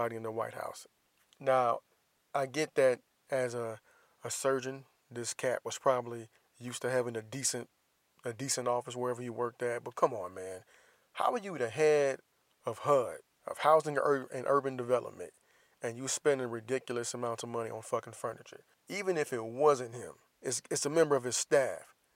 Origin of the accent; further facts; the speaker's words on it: Florida, United States; my home state, the Sunshine State